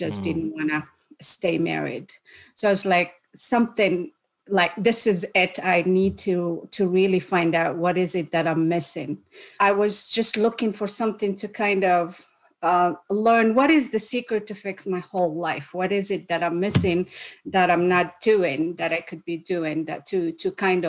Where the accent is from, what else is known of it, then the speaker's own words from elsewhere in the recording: Morocco; moved away as an adult; also born or lived in United States; now in Canada; I am originally from Morocco